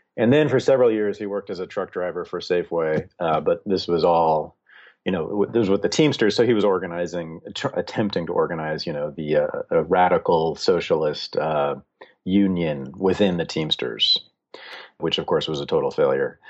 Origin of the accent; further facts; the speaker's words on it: Berkeley, California, United States; I was born and raised in Berkeley, California, in the sixties, seventies, and eighties